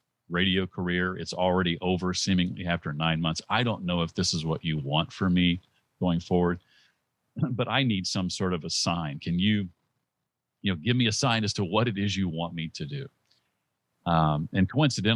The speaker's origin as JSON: {"language": "English", "town": "Indianapolis", "region": "Indiana", "country": "United States", "tie": "born or raised there", "also_born_or_lived": "Muncie, Indiana", "moved": "as an adult", "lives_now": "Tennessee, United States", "said": "I grew up in Indianapolis, Indiana"}